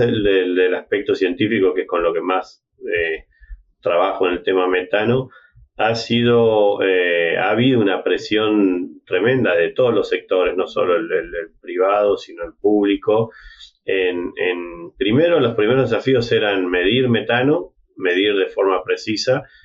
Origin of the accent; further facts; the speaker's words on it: City Bell, Buenos Aires Province, Argentina; moved away as an adult; also born or lived in Minnesota, United States; originalmente soy de Citibel, una, localidad cerca de La Plata, estudié agronomía en la Universidad de La Plata